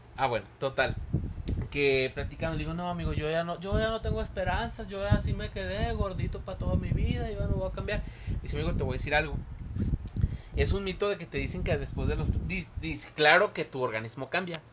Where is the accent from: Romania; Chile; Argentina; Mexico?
Mexico; Tepic, Nayarit; moved away; soy de Tepic